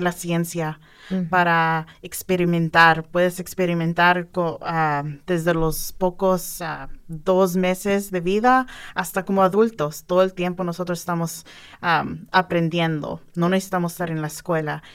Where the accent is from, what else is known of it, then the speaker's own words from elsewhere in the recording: outside Los Angeles, California, United States; moved away as an adult; also born or lived in San Diego, United States; now in Bloomington, United States; yo soy de California, fuera de Los Ángeles. Um, nací ahí, ah, hice mi escuela